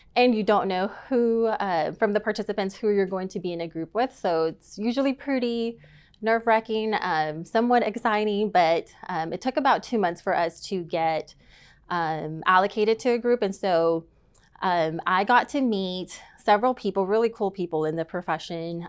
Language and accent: English; Tyler, Texas, United States; moved away as an adult; now in Dallas, United States; I am from East Texas, so born and raised in Tyler, Texas, and moved to Dallas for a career